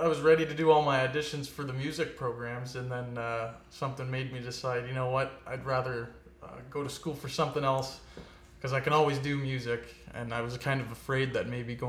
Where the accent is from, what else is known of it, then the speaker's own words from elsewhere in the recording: Port Perry, Ontario, Canada; moved away as an adult; also born or lived in Guelph; now in Peterborough, Canada; I grew up originally in Port Perry, so not too far from here